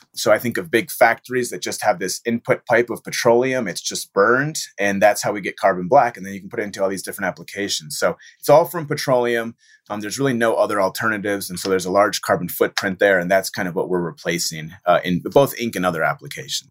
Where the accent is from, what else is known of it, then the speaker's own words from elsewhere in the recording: Michigan, United States; born and raised in Michigan